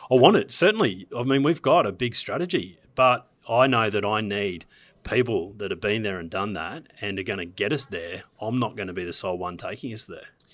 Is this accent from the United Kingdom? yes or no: no; Gold Coast, Queensland, Australia; I'm from Queensland, from the Gold Coast of all places.